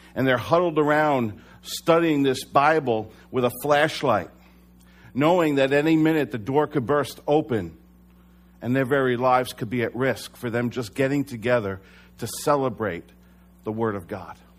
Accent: United States; as American Christians

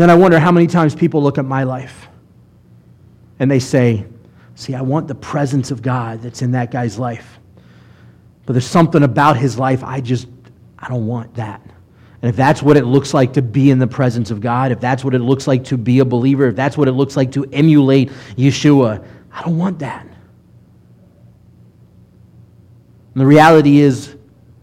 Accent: Mobile, Alabama, United States; I grew up in Mobile for middle school and high school

